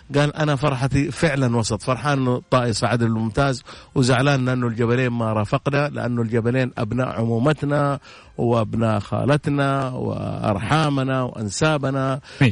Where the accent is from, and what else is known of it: Saudi Arabia